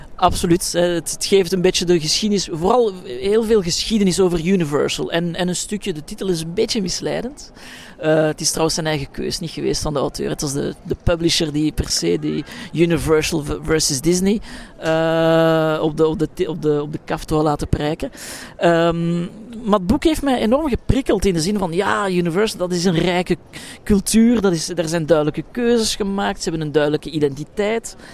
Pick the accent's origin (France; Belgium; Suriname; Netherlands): Belgium; Brussels, Brussels-Capital Region; In mijn thuisstad Brussel